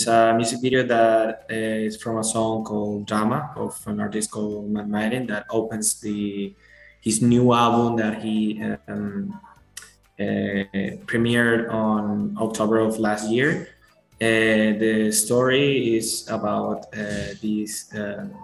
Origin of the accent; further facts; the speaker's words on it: Venezuela; English is a second language; now in Spain; I live right now in Spain, but I'm from Venezuela.